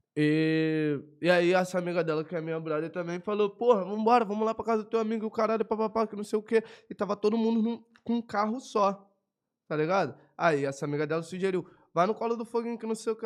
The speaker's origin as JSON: {"language": "Portuguese", "country": "Brazil", "said": "Sou brasileiro"}